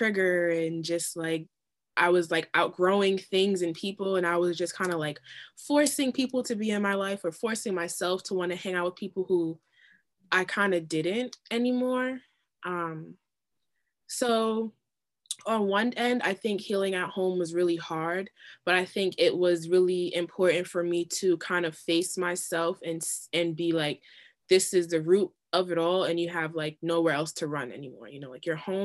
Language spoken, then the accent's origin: English; New York, United States; also born or lived in Florida; I'm from New York, so I was really far away from home